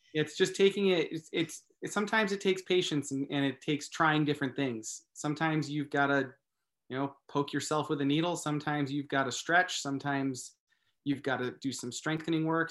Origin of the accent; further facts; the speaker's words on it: Massachusetts, United States; now in California, United States; I grew up in Massachusetts, actually. I live in California now